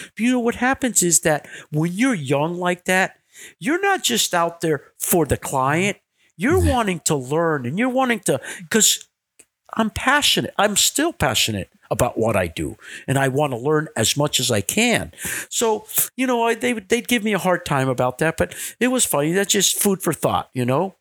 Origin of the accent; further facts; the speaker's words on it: Miami, Florida, United States; I was born and raised in Miami.